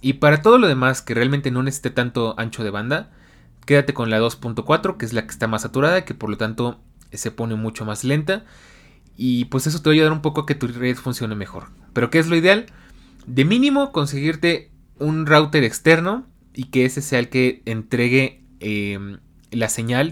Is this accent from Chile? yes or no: no; Mexico; mi país